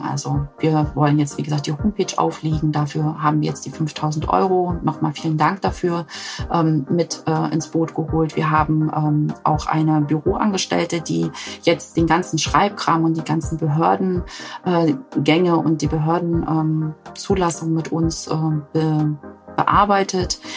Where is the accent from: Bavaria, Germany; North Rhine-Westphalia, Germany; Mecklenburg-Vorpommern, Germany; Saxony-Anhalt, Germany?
Mecklenburg-Vorpommern, Germany